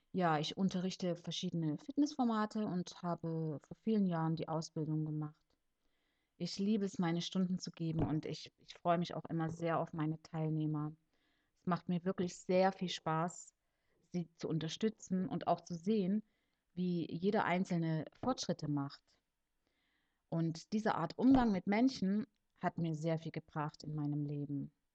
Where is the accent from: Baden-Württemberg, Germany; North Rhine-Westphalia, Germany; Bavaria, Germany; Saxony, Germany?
Saxony, Germany; Leipzig; also born or lived in Cuba; now in Konstanz, Germany; geboren und aufgewachsen bin ich in Leipzig in Sachsen